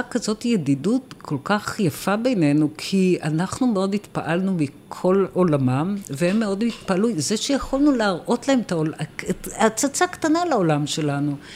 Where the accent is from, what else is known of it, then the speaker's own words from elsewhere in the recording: Israel; אנחנו באים מישראל.